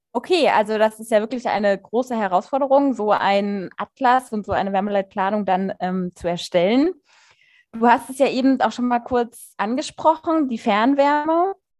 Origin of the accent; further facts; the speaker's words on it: Kassel, Hesse, Germany; bei uns in Kassel